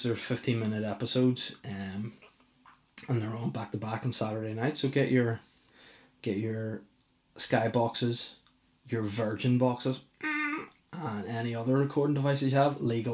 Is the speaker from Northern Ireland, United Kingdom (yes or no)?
yes; Belfast, Northern Ireland, United Kingdom; moved away; I'm pretty well known back in Belfast. I'm from Belfast, mate.